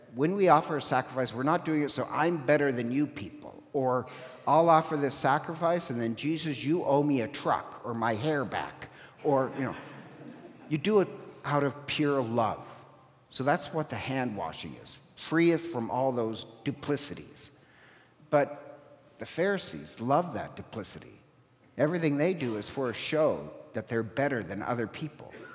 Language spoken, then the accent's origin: English; Ireland; I'm Irish